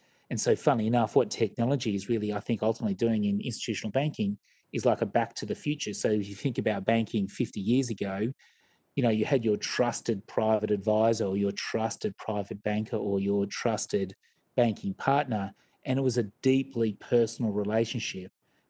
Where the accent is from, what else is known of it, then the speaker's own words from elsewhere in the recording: Sydney, New South Wales, Australia; So anyway, I'm not a Queenslander, but I certainly don't support the Maroons or the Reds and all these sporting teams, but certainly lots of friends and family in Queensland, but I think of myself as a Sydney sider.